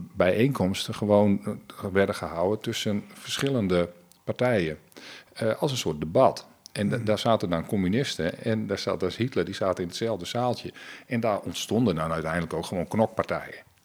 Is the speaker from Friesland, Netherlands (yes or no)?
yes; Friesland, Netherlands; Ik als Fries